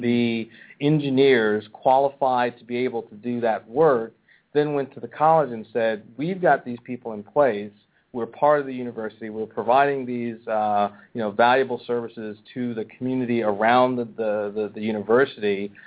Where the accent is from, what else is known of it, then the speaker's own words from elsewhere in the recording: Pennsylvania, United States; moved away; my home state, and I got to go back to my hometown